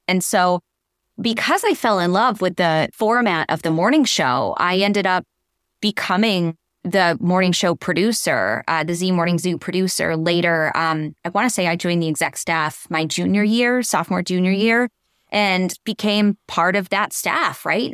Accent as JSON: {"language": "English", "region": "Western Massachusetts", "country": "United States", "tie": "born or raised there", "said": "I'm a Massachusetts girl. I grew up in Western Mass, just outside of the Berkshires"}